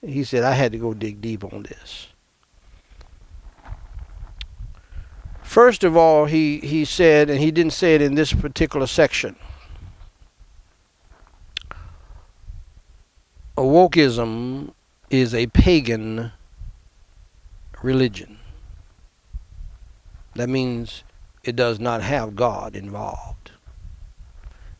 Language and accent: English; New York, United States; moved away; New York, my hometown where I was born